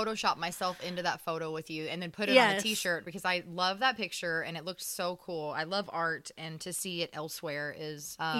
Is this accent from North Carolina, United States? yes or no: no; Indiana, United States; I'm from here, from Indiana